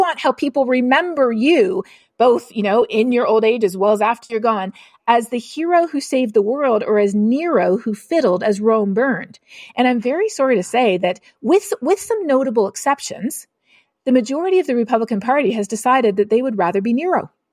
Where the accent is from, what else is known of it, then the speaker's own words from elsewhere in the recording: Canada; I'm Canadian